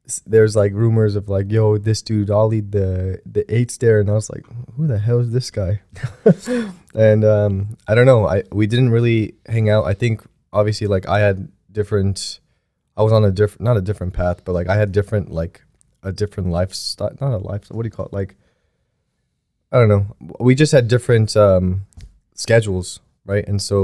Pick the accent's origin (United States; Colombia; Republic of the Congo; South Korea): South Korea; born there; moved away; I mean, I was born in Korea, and there's a lot of the times where I was growing up